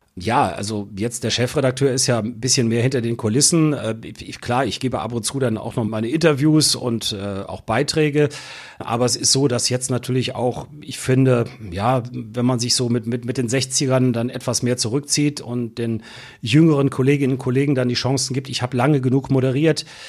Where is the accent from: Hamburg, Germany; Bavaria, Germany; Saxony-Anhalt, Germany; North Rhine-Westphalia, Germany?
North Rhine-Westphalia, Germany; Solingen; also born or lived in Bonn; weil ich ursprünglich Solinger bin. bin gebürtiger Solinger